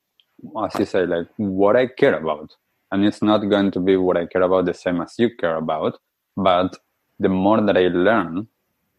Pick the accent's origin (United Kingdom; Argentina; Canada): Argentina; moved away; I grew up in Argentina